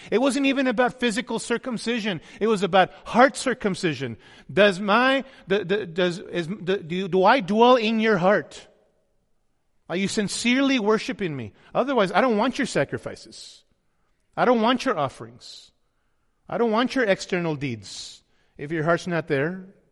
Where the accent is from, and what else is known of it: United States